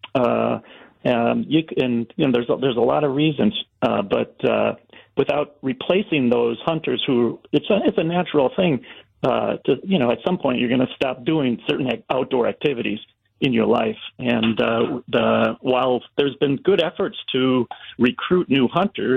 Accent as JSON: {"language": "English", "area": "Racine County", "region": "Wisconsin", "country": "United States", "tie": "born or raised there", "said": "I grew up in Racine County, and it was just natural for everybody to hunt where I grew up"}